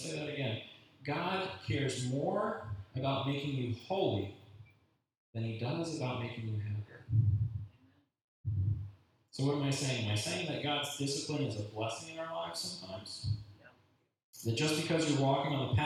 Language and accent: English; United States; being an American makes it hard to be a Christian sometimes